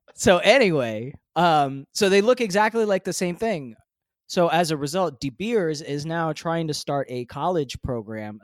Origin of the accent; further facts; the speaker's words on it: United States; I am an American. I live in America